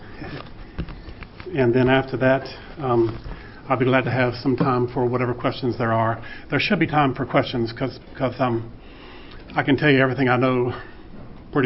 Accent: Vicksburg, Mississippi, United States; They met on the steps of Holy Trinity Episcopal Church in Vicksburg, Mississippi, where all four of their children were baptized and confirmed, and where I was ordained a deacon

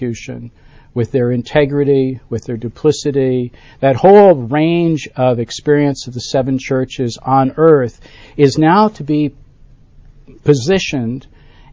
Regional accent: Buffalo, New York, United States; now in Birmingham, United States; I grew up in Buffalo, New York, at the western end of the state

